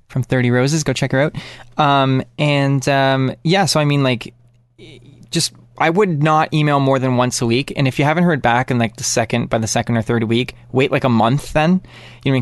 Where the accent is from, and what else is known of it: Canada